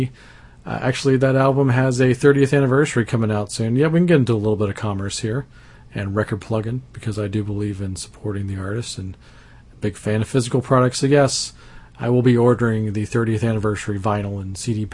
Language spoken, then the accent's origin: English; Abilene, Texas, United States; also born or lived in Dallas-Fort Worth area, Texas; I grew up in Abilene, Texas, which is a small town by big town standards